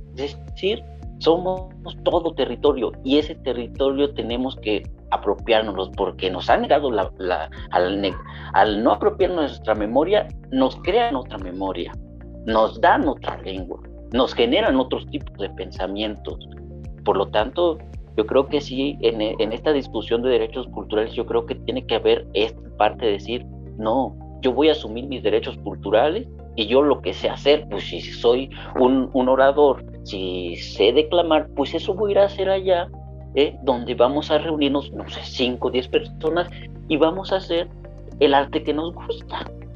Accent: Acapulco, Guerrero, Mexico; nosotros crecimos en Acapulco

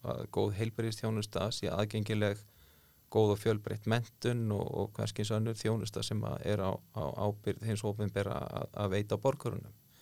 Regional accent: south of Skarðsheiði, Western Region, Iceland; also born or lived in Árneshreppur, Strandir (ancestry); á mínum æskuslóðu sunna skarsiðar og þar, hérna, þar tóku aðri natvinni veið við uh, stóriðan kom

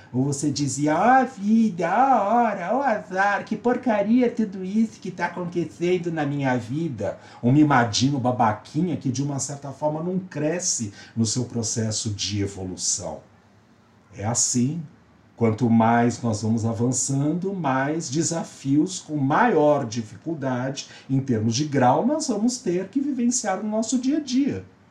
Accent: São Paulo, Brazil; sou paulista, paulistano, brasileiro, da América do Sul

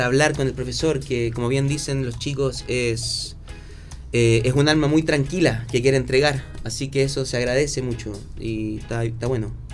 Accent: Chile

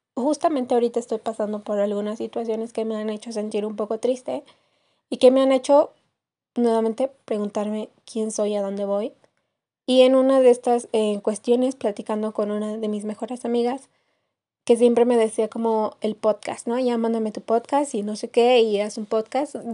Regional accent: Querétaro, Mexico; now in Mexico City, Mexico; no soy de la Ciudad de México, soy originaria del estado de Querétaro

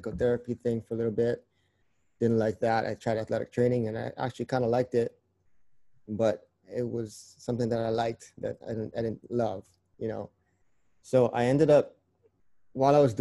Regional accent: Hawaii, United States; moved away as an adult; now in Oregon, United States; I grew up in Hawaii. Yep, born and raised.

